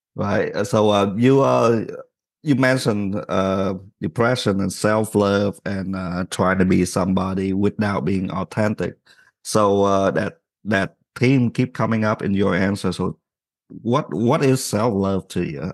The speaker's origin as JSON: {"language": "English", "country": "Vietnam", "tie": "born or raised there", "moved": "yes", "said": "growing up in Vietnam, I was always in trouble"}